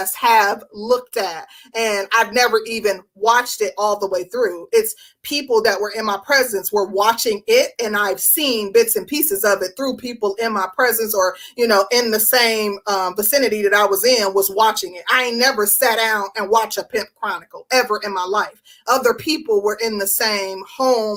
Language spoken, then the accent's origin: English; Milwaukee, Wisconsin, United States; now in Georgia, United States; I'm from Milwaukee